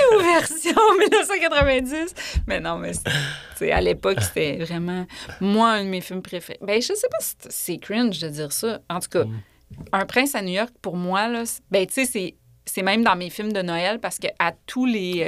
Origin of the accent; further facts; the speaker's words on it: Quebec City, Quebec, Canada; also born or lived in Orsainville / Bourg-Royal; je suis née à Val-Bélair, qui est comme la ville que tout le monde rit de dans les radios